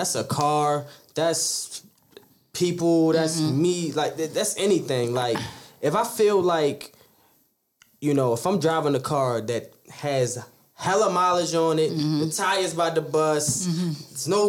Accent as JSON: {"language": "English", "town": "Baltimore", "region": "Maryland", "country": "United States", "said": "We from Baltimore. Like, we come from a small city."}